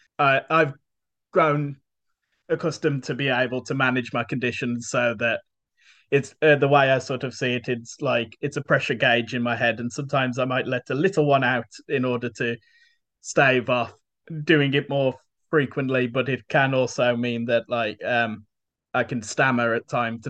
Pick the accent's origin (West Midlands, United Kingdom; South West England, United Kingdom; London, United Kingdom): West Midlands, United Kingdom; Tipton; also born or lived in Luton / Wolverhampton; My family moved to Tipton when I was just a baby, so I was at Tipton growing up